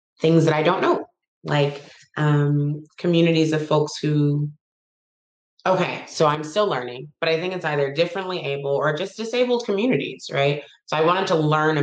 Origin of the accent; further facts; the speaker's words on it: Detroit, Michigan, United States; moved away; I'm from Detroit, Michigan